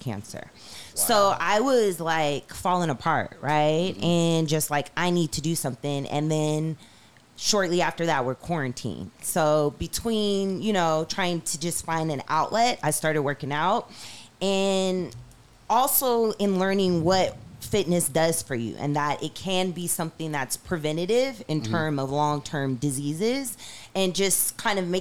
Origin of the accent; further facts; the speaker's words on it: Seattle, Washington, United States; Growing up in South Seattle, you know, just also trying to change the face of gang, being black, being from the hood